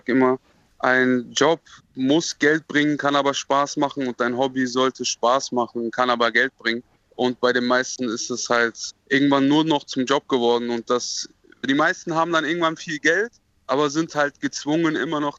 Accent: Marburg, Hesse, Germany; Es hat bestimmt auch etwas mit meiner Kindheit in Marburg zu tun

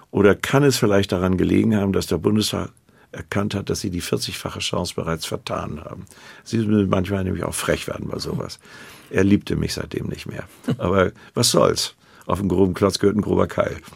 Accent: Hamburg, Germany; was uns eigentlich einfiel, als Hamburger nun äh, ein Berliner Schloss bauen zu wollen.

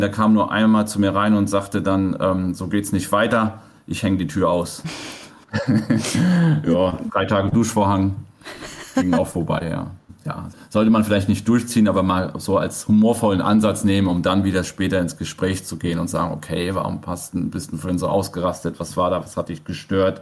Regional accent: Germany; Ich bin auf dem Dorf groß geworden

